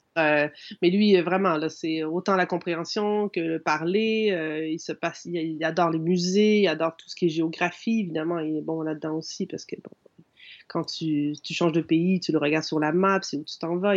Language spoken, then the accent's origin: French; Quebec, Canada; je suis un canadien